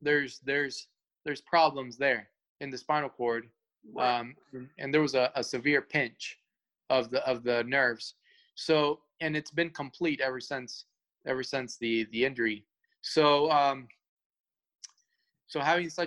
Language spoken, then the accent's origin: English; Atlanta, Georgia, United States; English is a second language; moved away as an adult; also born or lived in Cuba; now in Los Angeles, United States; I'm originally from Atlanta, been all my life in Atlanta